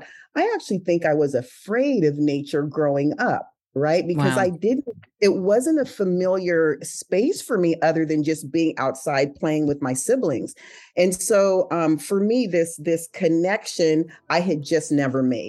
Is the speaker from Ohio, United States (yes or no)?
no; San Jose, California, United States; I grew up in California, in San Jose, Santa Clara